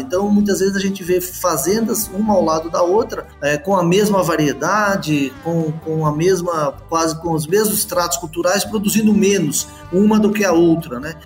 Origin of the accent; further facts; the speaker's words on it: Botucatu, São Paulo, Brazil; sou natural de, de Botucatu, né? uma cidade do interior de São Paulo